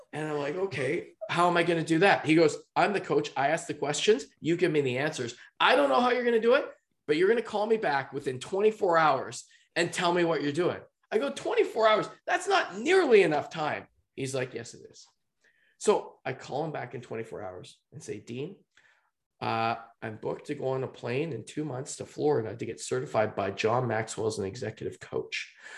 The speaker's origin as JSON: {"language": "English", "area": "just outside of Vancouver", "region": "British Columbia", "country": "Canada", "tie": "born or raised there", "said": "I'm from just outside of Vancouver, British Columbia"}